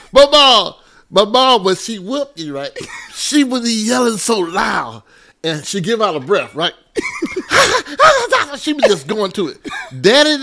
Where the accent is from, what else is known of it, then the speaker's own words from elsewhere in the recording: Wilson, North Carolina, United States; also born or lived in Goldsboro, North Carolina / Lucama, North Carolina / Nashville, North Carolina; I've been in Wilson since I was in the first grade.